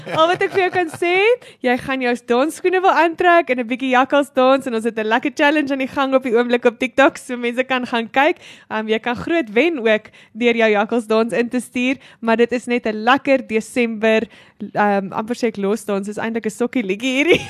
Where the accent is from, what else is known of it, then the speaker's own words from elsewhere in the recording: Clocolan, Free State, South Africa; ek het groot geword in Klokkelaan.